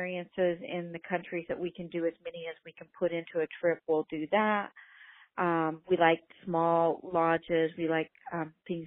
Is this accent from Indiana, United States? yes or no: yes; Indiana, United States; now in Los Angeles, United States; I'm from Indiana, a small town